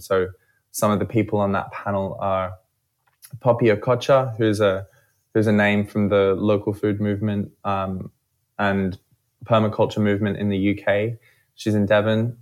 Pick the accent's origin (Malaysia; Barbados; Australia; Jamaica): Australia; I'm from Australia, as you might hear